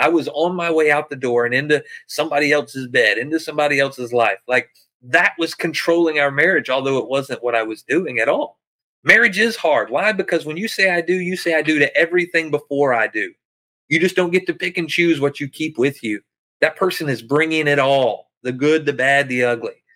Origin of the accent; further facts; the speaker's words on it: backwoods Arkansas, United States; moved away as an adult; I'm a poor white boy from backwoods Arkansas